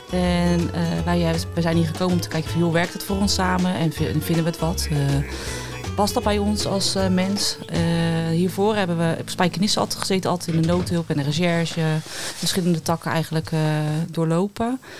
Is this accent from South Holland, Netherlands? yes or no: yes; Rotterdam, South Holland, Netherlands; Ik, ik ben in Rotterdam opgegroeid, zij op een, andere stad.